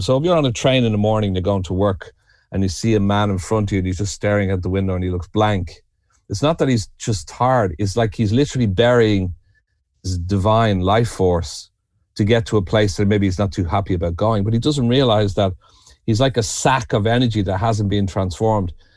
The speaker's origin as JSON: {"language": "English", "town": "Dublin", "region": "Leinster", "country": "Ireland", "also_born_or_lived": "New York", "moved": "as an adult", "lives_now": "the Burren, Ireland", "said": "I'm originally from Dublin, and I'm a Celt"}